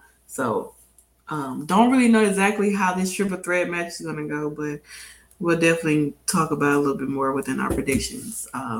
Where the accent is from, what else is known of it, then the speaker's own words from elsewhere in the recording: New Zealand; Okay, and me, I'm from New Zealand, so things are a little bit different